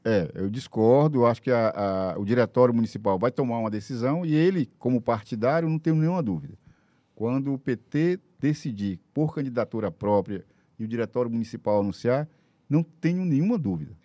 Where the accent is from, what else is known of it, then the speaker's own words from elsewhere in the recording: Teresina, Piauí, Brazil; also born or lived in Buriti dos Lopes, Piauí / Parnaíba, Piauí; Eu, como teresinense, Vivo aqui desde os cinco anos de idade